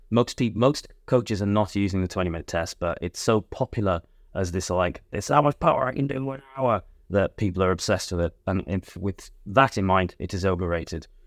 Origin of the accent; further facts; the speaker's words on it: Wales, United Kingdom; moved away; I'm from Wales